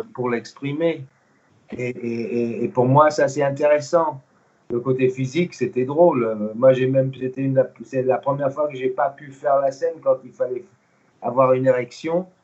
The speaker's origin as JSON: {"language": "French", "country": "United States", "tie": "born or raised there", "also_born_or_lived": "Germany / England", "first_language": "English", "second_language": "French", "moved": "yes", "said": "je suis né en Allemagne d'un papa américain militaire et d'une maman. Euh, j'ai grandi aux États-Unis. Ma langue première, vraiment, c'est l'anglais"}